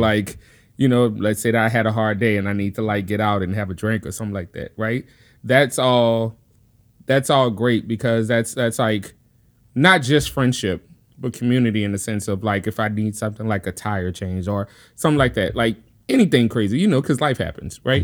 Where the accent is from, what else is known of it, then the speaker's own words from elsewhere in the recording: New Orleans, Louisiana, United States; moved away as an adult; also born or lived in Chicago; now in Tacoma, United States; born and raised in New Orleans. Been out here for ten years now